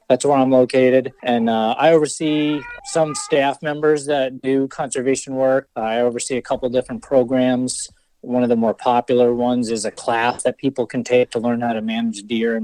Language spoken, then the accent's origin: English; New York, United States; moved away as an adult; also born or lived in Vermont / New Hampshire / Massachusetts; I've actually lived in Vermont and New Hampshire and Massachusetts throughout my adulthood, and live in New York now, which is where I grew up.